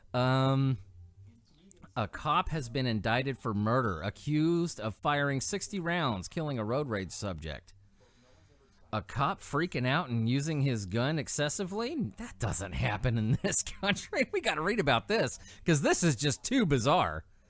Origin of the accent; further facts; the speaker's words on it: California, United States; I grew up in California